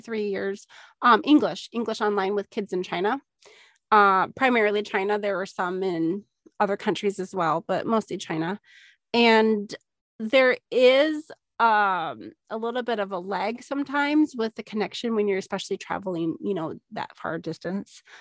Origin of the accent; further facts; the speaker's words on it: Minnesota, United States; moved away; growing up in Minnesota